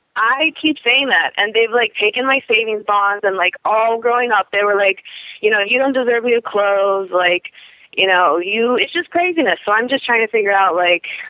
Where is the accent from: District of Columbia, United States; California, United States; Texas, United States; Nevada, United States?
District of Columbia, United States; Washington; I'm from Washington D.C.